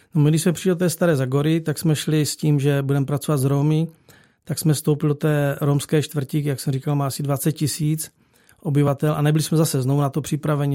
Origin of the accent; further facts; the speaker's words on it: Czechia; moved away as an adult; now in Bulgaria; tři jsme z Čech